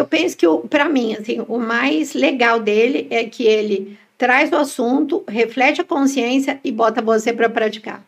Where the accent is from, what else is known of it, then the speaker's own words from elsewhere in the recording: São Paulo, Brazil; Nós somos de São Paulo